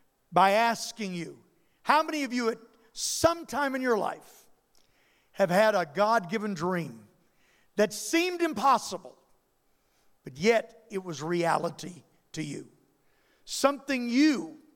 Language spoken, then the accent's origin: English; Louisiana, United States; I come from Louisiana, and there ain't no place like Louisiana